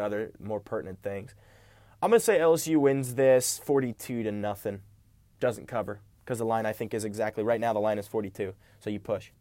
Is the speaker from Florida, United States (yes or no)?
no; South Carolina, United States; I'm from South Carolina